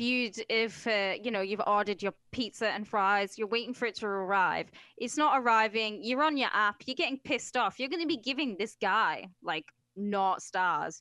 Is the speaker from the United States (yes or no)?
no; United Kingdom; I'm British, mate.